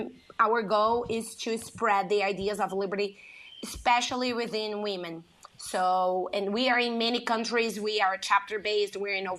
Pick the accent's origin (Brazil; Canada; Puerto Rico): Brazil; English is a second language; moved away as an adult; now in United States; I grew up in Brazil. I grew up in a very poor city